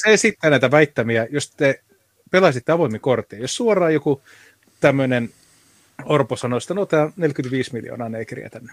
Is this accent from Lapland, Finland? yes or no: yes; Rovaniemi, Lapland, Finland; Rovaniemelle, mistä mä oon lähtöisin